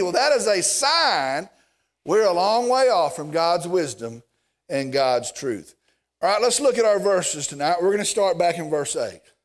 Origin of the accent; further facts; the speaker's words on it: Vernon, Texas, United States; I'm from Vernon